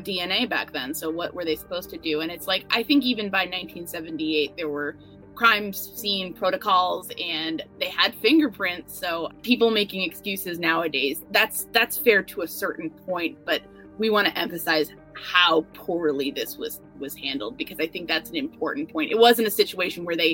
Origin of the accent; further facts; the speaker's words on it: New York, United States; I'm a New Yorker